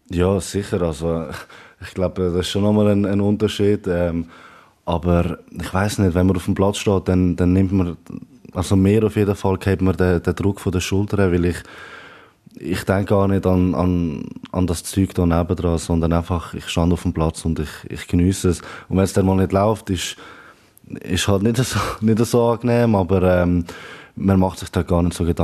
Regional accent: Aargau, Switzerland; now in Basel, Switzerland; Ähm, ich bin ja im Aargau aufgewachsen, ähm, bin ja dann ähm, später nach Basel gezogen. Aber ähm, der Dialekt der bleibt noch ein bisschen.

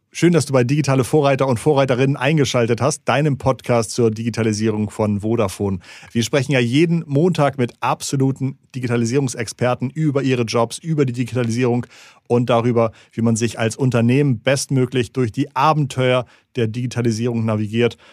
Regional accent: Schleswig-Holstein, Germany; ich komme aus Schleswig-Holstein.

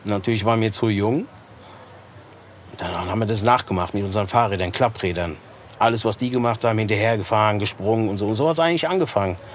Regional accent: Rodgau, Hesse, Germany; Ich, ja, aus Rottgau

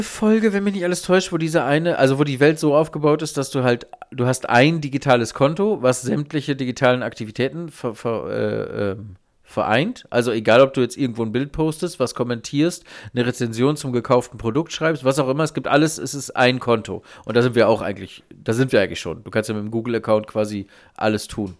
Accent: Germany; ich als Deutscher

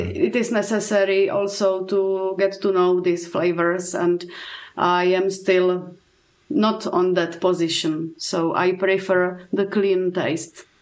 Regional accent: Czechia; I'm coming from Czech Republic

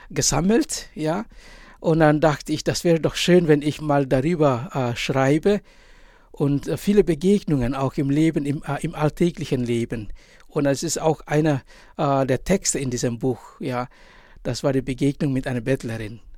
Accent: East Nusa Tenggara, Indonesia; Ich komme ja aus Indonesien, aus einer kleinen Insel und die Insel heißt Sumba. Mein Elternhaus liegt nur zwei Kilometer entfernt vom äh, Strand.

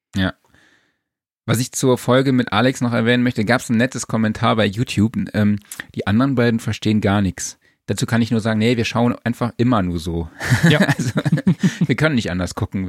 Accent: Saarland, Germany; ich komme aus dem Saarland

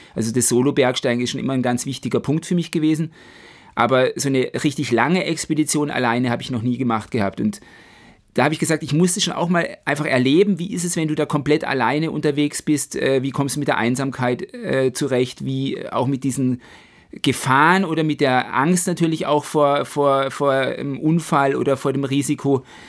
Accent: Black Forest, Baden-Württemberg, Germany; vom Schwarzwald, von meiner Heimat

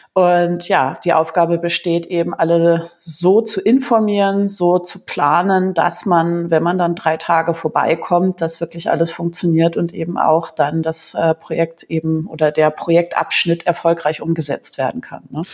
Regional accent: Germany; bei uns in Deutschland

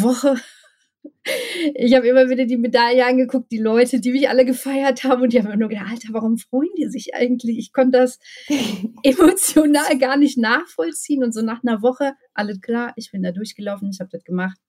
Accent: Ruhr area, North Rhine-Westphalia, Germany; now in Bochum, Germany; Ich bin ähm, ein echtes Ruhrpott-Blag, sagt man hier. Ähm, bin im Ruhrpott geboren, ähm, habe schon in verschiedenen Ruhrpottstädten gewohnt

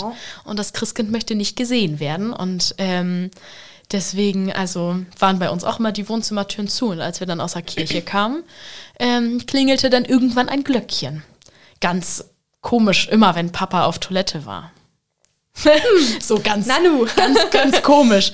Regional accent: Vechta, Lower Saxony, Germany; in meinem Heimatdorf in Fechter

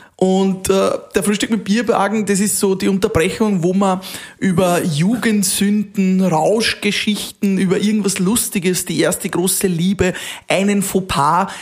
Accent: Austria; bei uns in Österreich

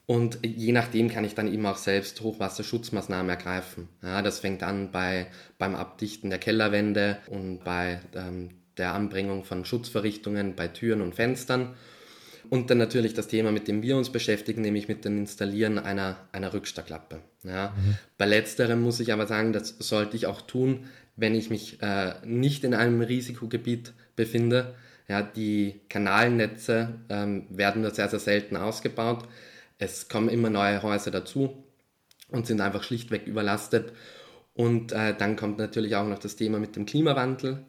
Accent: Melk, Lower Austria, Austria; Ich äh, komme aus Melk. Ich bin auch in Melk geboren

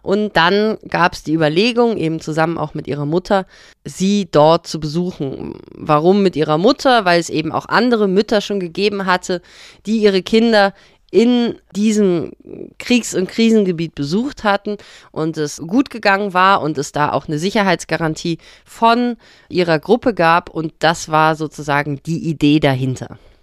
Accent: Bonn, North Rhine-Westphalia, Germany; der Kontext, wo wir groß geworden sind in Bonn

